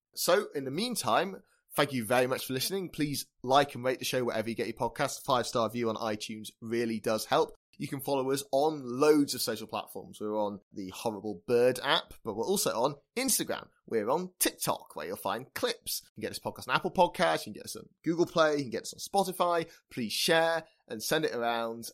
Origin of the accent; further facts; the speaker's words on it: United Kingdom; we're British